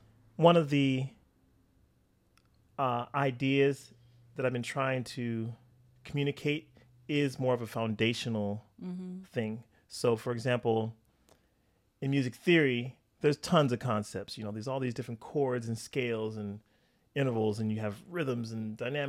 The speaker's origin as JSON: {"language": "English", "region": "California", "country": "United States", "tie": "born or raised there", "also_born_or_lived": "Wichita, Kansas", "said": "So I was born in Northern California."}